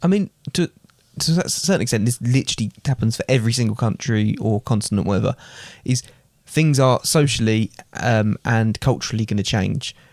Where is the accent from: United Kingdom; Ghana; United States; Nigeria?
United Kingdom; England; I would always call myself British